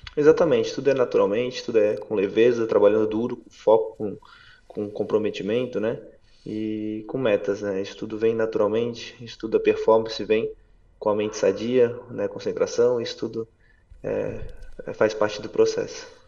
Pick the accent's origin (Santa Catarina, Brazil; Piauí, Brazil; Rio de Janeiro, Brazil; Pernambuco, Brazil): Santa Catarina, Brazil; Brusque; also born or lived in Balneário Camboriú; aos 12 anos para 13, eu fui morar em Camboriú, Balneário Camboriú, eu era sou natural de Brusque, bem próximo